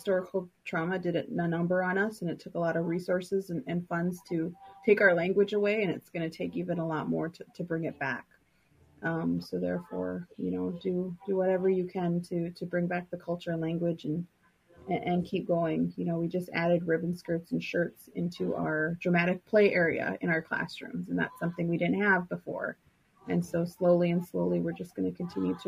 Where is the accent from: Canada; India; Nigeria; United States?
United States; Lower Sioux, Minnesota; I'm from Lower Sioux